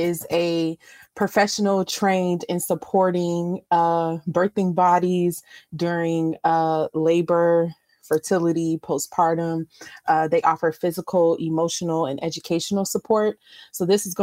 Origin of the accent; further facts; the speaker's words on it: Savannah, Georgia, United States; my hometown of Savannah